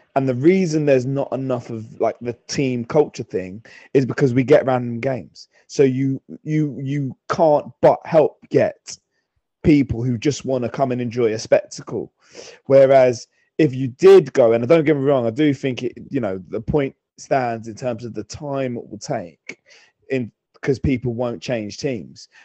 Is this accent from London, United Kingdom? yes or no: yes; London, United Kingdom; I'm from London, but my dad, when he came, my dad's from St. Louis.